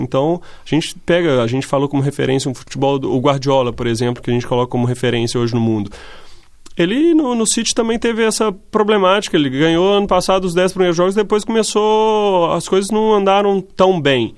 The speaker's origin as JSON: {"language": "Portuguese", "country": "Brazil", "also_born_or_lived": "Italy / Spain / Netherlands", "moved": "as an adult", "lives_now": "Portugal", "said": "como brasileiro"}